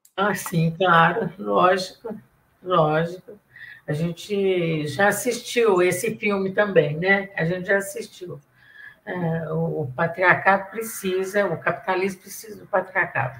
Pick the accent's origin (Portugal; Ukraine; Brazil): Brazil; Santos, São Paulo; accent: mineiro; also born or lived in Minas Gerais; now in São Paulo, Brazil; eu sou mineira, mas fui criada em Santos